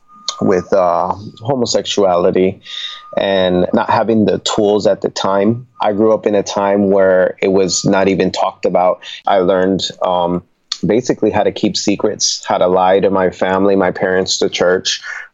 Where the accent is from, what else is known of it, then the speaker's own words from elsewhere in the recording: Nuremberg, Bavaria, Germany; born there; My father was in the military, so we come from a Puerto Rican family. And I was born in Nuremberg, Germany, where my dad was stationed at.